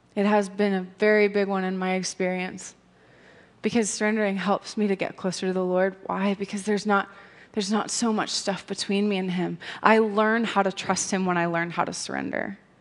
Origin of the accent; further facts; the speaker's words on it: United States; as an American